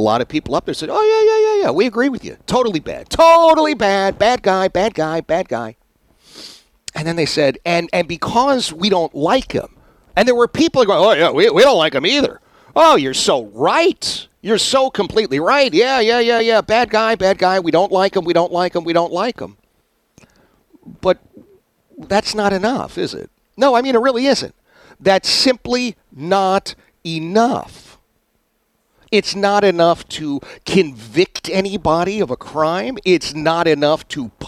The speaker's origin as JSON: {"language": "English", "country": "United States", "said": "as an American"}